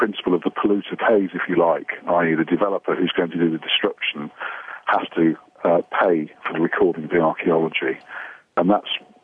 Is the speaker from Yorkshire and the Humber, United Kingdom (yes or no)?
no; Leicester, East Midlands, United Kingdom; also born or lived in Durham; I'm actually from Leicester originally, and I went on my first excavation in Leicester when I was 15